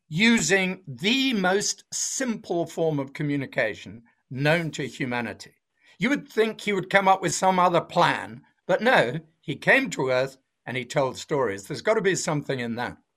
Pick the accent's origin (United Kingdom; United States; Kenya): United Kingdom; south of England; moved away as an adult; now in Australia; I'm not originally from Australia, I'm from England, although I've been here for thirty years now, so I see myself as Australian. But I was brought up in the south of England on a farm